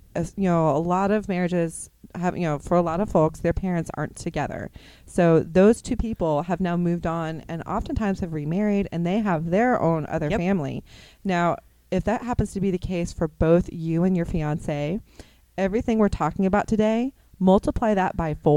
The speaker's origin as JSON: {"language": "English", "town": "Dallas", "region": "Texas", "country": "United States", "tie": "born or raised there", "moved": "as an adult", "lives_now": "Kansas City, United States", "said": "I grew up in Texas, you know, the kind of the Dallas area."}